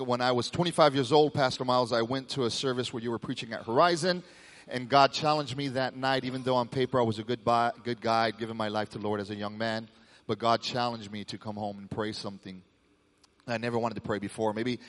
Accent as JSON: {"language": "English", "town": "Fort Bragg", "region": "North Carolina", "country": "United States", "tie": "born or raised there", "also_born_or_lived": "Panama", "said": "Born in Panama, grew up in Fort Bragg, North Carolina. I was a military brat."}